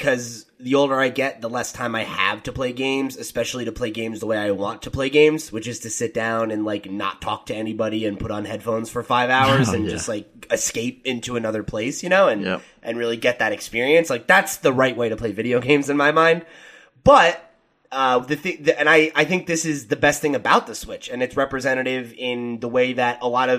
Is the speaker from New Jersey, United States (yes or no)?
yes; New Jersey, United States; my home state of New Jersey